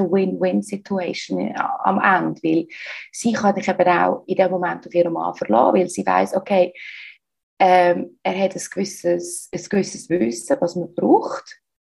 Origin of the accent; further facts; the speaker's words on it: Switzerland; accent: Swiss German; moved away as an adult; also born or lived in United States; now in Barcelona, Spain; Ich bin ursprünglich aus der Schweiz. Ich lebe aber seit längerer Zeit im Ausland. Das gehört mir auch so ein bisschen an meinem Schweizerdeutsch